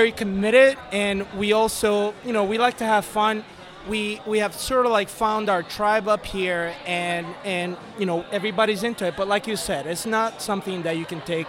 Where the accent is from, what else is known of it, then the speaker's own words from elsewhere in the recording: Puerto Rico; first language Spanish; English is a second language; moved away as an adult; also born or lived in Wisconsin; now in Georgia, United States; I am from Puerto Rico.